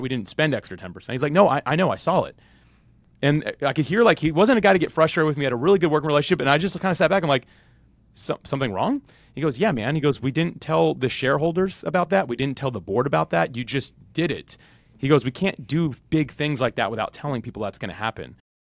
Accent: Jacksonville, Florida, United States; I'm actually born and raised Jacksonville, Florida, still live there today

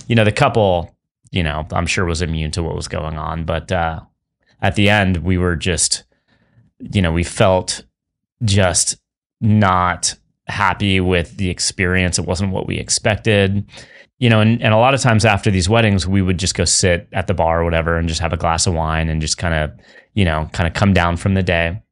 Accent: San Francisco, California, United States; I grew up in San Francisco

